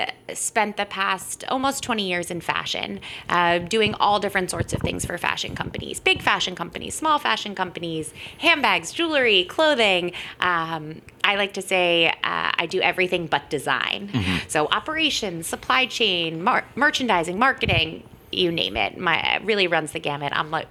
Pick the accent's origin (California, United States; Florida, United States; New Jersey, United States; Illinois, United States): Florida, United States; Tampa; now in New York, United States; I grew up in Tampa, Florida.